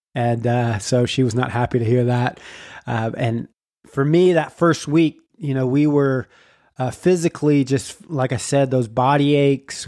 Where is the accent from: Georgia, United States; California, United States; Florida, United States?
Florida, United States; Jacksonville; we are from Jacksonville, Florida, which is Duval County